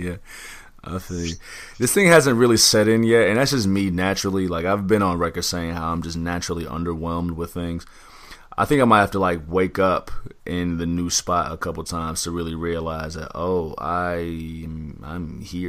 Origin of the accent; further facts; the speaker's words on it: Central Time Zone, United States; I'm born and raised in Central Standard Time, so I'm actually kind of excited to get back on Central Time.